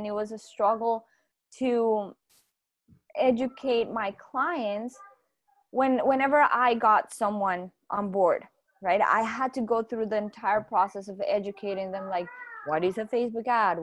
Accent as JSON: {"language": "English", "country": "Colombia", "said": "I'm from Colombia"}